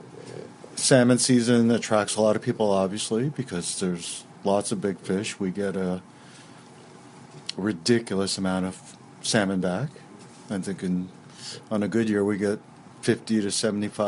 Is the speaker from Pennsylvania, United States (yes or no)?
no; Westchester County, New York, United States; moved away; I grew up in Westchester County, New York, in the middle of the New York City watershed system